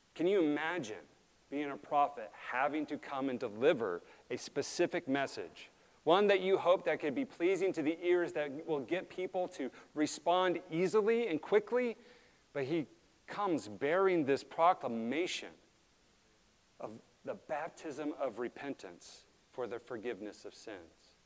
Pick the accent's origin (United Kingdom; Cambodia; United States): United States; Alaska; We grew up in Alaska